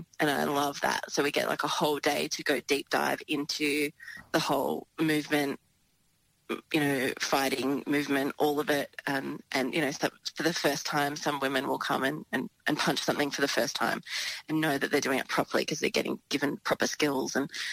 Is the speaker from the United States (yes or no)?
no; Gippsland, Victoria, Australia; it was a very small town where I grew up in Victoria, in Gippsland